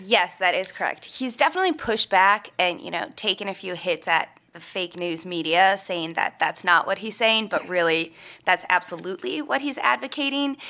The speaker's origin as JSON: {"language": "English", "region": "Minnesota", "country": "United States", "tie": "born or raised there", "said": "I'm from Minnesota, which is obviously, you know, a lot of hunting. So many, uh, relatives and friends that I grew up with grew up hunting and everything"}